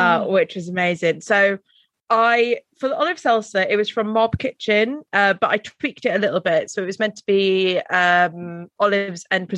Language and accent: English; Welsh, Wales, United Kingdom; I'm Welsh